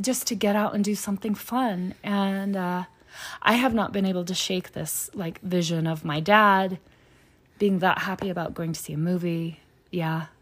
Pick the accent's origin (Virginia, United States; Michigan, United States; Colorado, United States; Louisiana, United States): Louisiana, United States; moved away; we're from Louisiana